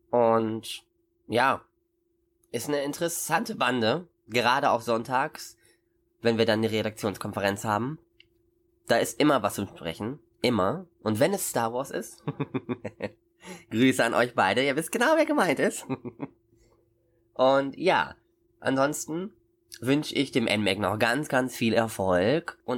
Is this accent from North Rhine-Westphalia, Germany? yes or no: no; Osnabrück, Lower Saxony, Germany; Ich komme aus Osnabrück übrigens. Das ist eine ganze, das ist eine ganze Strecke.